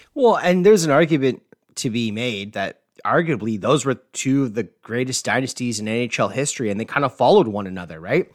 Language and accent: English; Canada; being Canadian